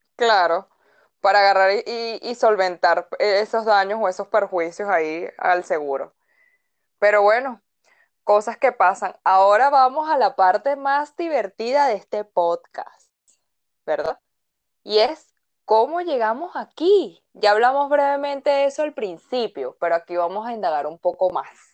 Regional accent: Caracas, Capital District, Venezuela; nací en Caracas un 6 de noviembre. Em, he vivido toda mi vida en Caracas

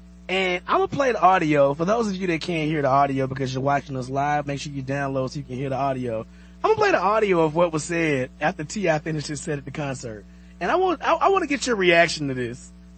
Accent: Birmingham, Alabama, United States; I grew up in Birmingham

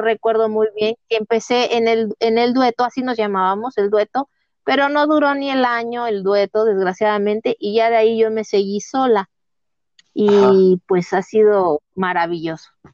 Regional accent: Uruapan, Michoacán, Mexico; moved away; also born or lived in Cancún, Quintana Roo; yo soy originaria de Uruapan, Michoacán

